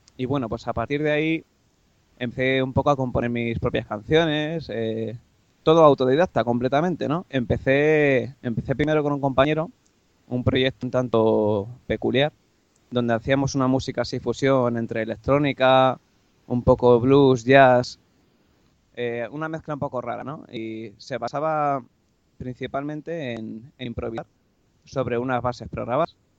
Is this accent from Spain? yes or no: yes; Getafe, Community of Madrid, Spain; soy un chico de, Madrid, Getafe concretamente